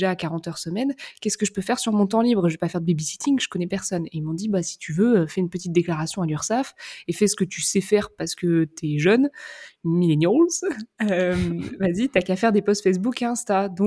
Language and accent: French; Saint-Jean-de-Monts, Pays de la Loire, France; moi, je suis née dans un petit bled en Vendée, à Saint-Jean-de-Mont précisément